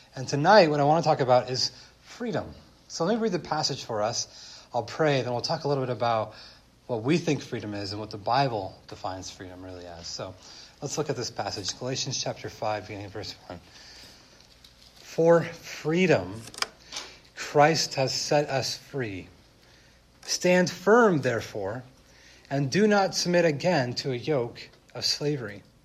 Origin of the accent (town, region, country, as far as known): United States